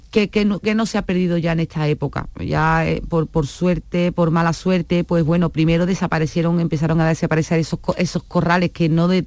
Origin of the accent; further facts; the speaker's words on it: Seville, Andalusia, Spain; Yo soy de Triana.